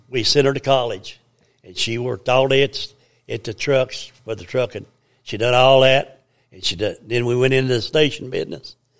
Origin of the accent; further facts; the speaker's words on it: United States; I was born and raised in Blaine County